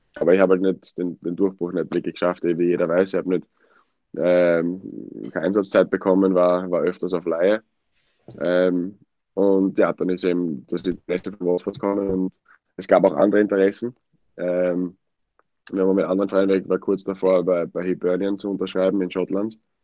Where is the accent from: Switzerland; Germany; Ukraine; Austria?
Austria; Wiener Neustadt, Lower Austria; now in England, United Kingdom; in Wiener Neustadt